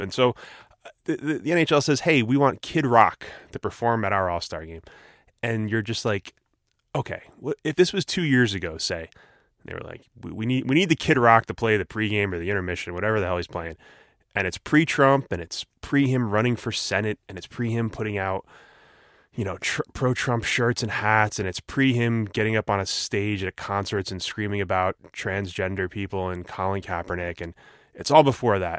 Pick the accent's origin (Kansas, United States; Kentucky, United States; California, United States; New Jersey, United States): New Jersey, United States; I'm from Jersey